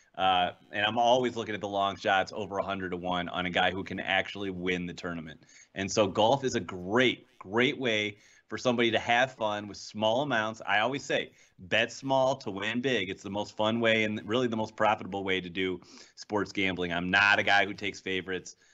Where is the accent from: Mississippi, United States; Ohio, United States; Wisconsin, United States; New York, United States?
Ohio, United States; Cleveland; I'm from Cleveland